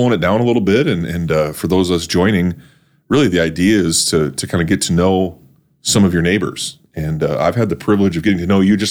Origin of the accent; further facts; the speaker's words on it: North Dakota, United States; now in Brandon, United States; I grew up in North Dakota.